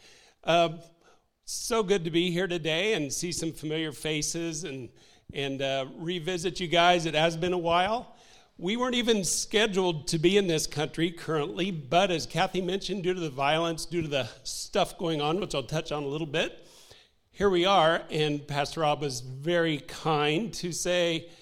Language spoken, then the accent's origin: English; Indiana, United States; moved away; also born or lived in Haiti; We're from Indiana originally, so, you know, we're not used to oceans